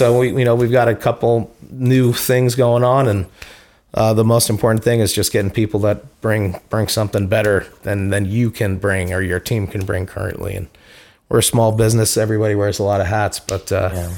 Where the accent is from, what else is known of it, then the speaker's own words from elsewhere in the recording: Castro Valley, California, United States; when we were growing up, you're like, is Castor Valley? Are we in the bay?